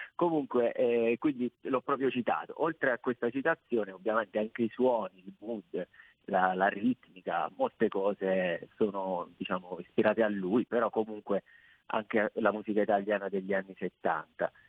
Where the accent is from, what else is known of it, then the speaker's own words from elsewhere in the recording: Abruzzo, Italy; dalle mie parti, che io sono in Abruzzo